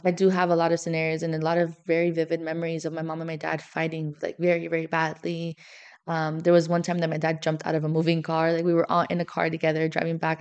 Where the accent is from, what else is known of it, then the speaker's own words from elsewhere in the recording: Miami, Florida, United States; moved away as an adult; now in St. Louis, United States; I'm from Miami